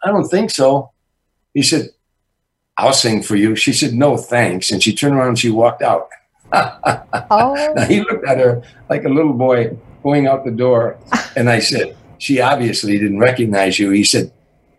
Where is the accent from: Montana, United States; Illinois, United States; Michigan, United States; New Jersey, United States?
Illinois, United States; Harvey; moved away; also born or lived in Chicago; I was a kid from Harvey, Illinois